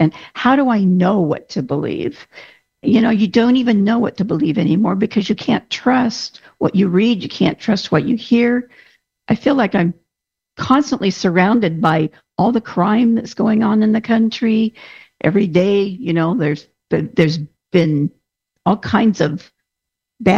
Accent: United States; I'm an American

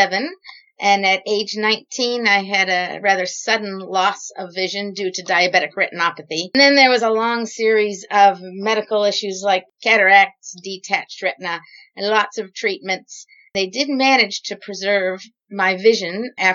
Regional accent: United States; moved away as an adult; also born or lived in New Zealand; now in Palmerston North, New Zealand; you might be able to tell from my accent that I'm originally from the U.S.

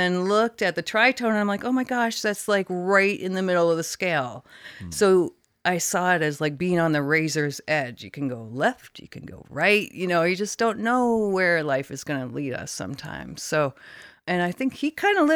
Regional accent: Canada; now in San Diego, United States; I grew up in Canada

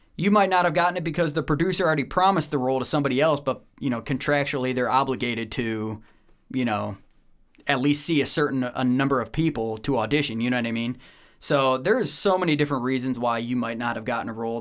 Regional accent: Medina, Ohio, United States; moved away as an adult; also born or lived in Bowling Green, Ohio; now in Atlanta, United States; I was born and raised just outside of the Akron, Cleveland area in Ohio, Northeast Ohio, uh, Medina, Ohio

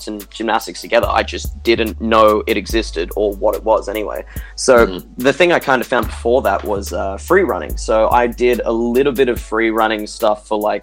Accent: Brisbane, Queensland, Australia; I'm 25 and I'm a tricker from Brisbane, Australia

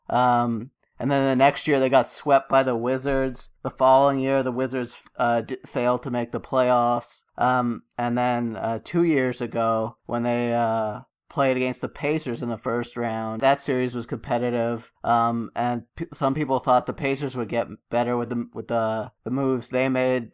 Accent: Canada; I'm Canadian

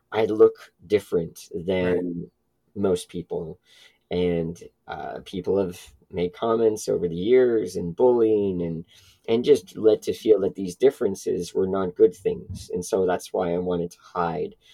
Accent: Toronto, Ontario, Canada; born or raised there

